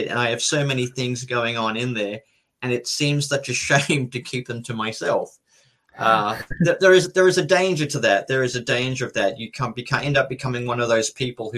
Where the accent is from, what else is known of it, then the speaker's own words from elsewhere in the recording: Brisbane, Queensland, Australia; But I grew up in Brisbane. It's a major city on the East Coast.